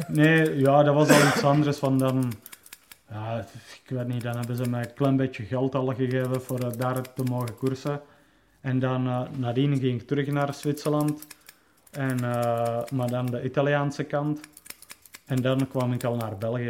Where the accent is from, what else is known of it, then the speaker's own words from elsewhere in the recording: Czechia; moved away; ik kom dan van Tsjechië